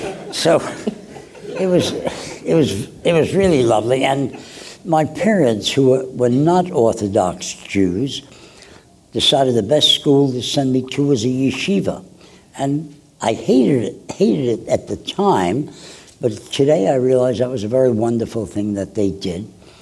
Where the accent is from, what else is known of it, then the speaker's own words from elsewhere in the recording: Brooklyn, New York, United States; Well, Brooklyn was a beautiful place. My first job at the age of 12 was working in a drugstore